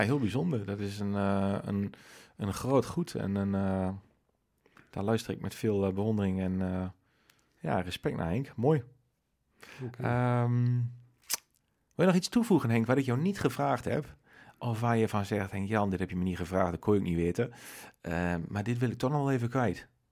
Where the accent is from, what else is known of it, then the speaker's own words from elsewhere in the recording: Nijverdal, Overijssel, Netherlands; we zijn beide nijveren